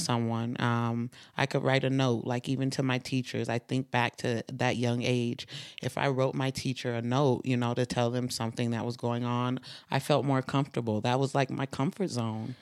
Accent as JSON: {"language": "English", "region": "Utah", "country": "United States", "tie": "born or raised there", "also_born_or_lived": "East Saint Louis, Illinois", "said": "I grew up in Utah"}